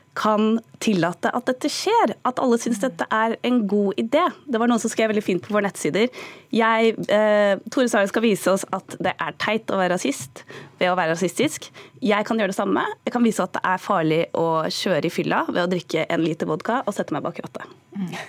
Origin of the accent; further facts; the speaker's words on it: Norway; Så sa jeg Norge